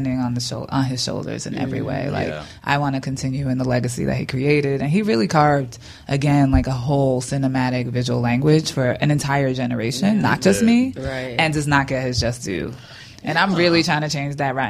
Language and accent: English; New York, United States; we're from New York